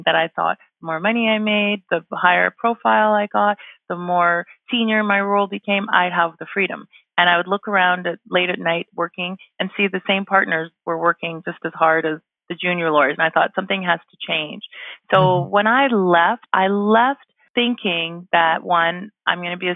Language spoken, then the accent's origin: English; Vancouver, British Columbia, Canada; moved away as an adult; also born or lived in Toronto; now in Calgary, Canada; I'm originally from Vancouver